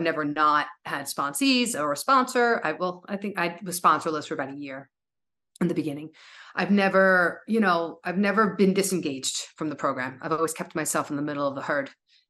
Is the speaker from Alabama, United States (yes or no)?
no; New York, United States; I had no idea that I was so dependent on being a New Yorker. Right? Depending, I know us New Yorkers, we're so proud.